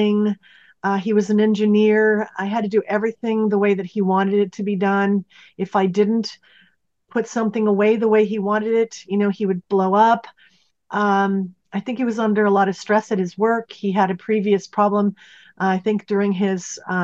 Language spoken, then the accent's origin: English; Pacific Northwest, United States; moved away as an adult; also born or lived in Santa Barbara; I was born and raised in the Pacific Northwest